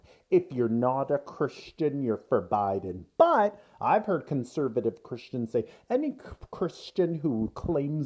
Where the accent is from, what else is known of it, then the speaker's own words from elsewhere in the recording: Canada; We are Canadian. You and I are both Canadian. We're in Canada